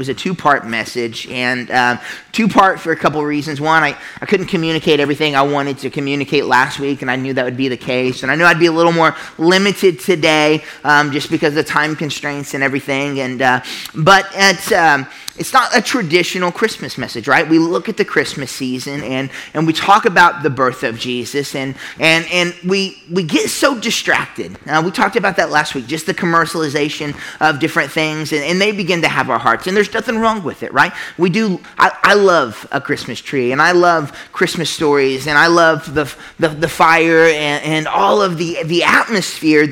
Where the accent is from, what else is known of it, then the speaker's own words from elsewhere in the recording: Midwest, United States; as a Midwesterner, we grew up hearing about God.